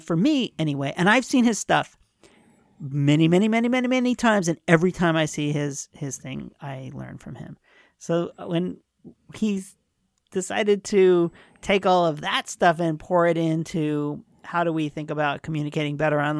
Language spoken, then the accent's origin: English; Queens, New York, United States; Well, we're both from Queens, so we had lots in common.